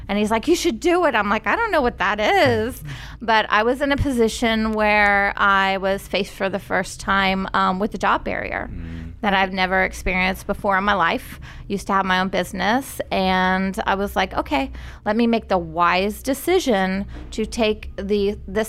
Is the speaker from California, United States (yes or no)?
no; Tampa, Florida, United States; I was born in Tampa